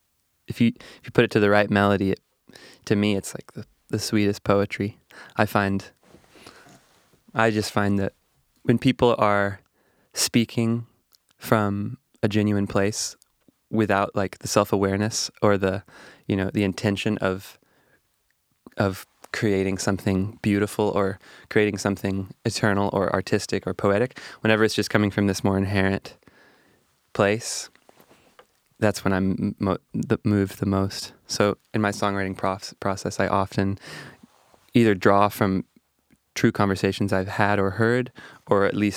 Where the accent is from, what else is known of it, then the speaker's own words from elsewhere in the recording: Texas, United States; I was a part of this really rich social jazz community in Texas, where I grew up in the Hill Country.